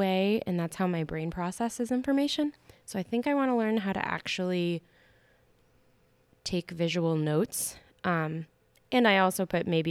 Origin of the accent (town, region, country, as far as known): White Sulphur Springs, Montana, United States; born or raised there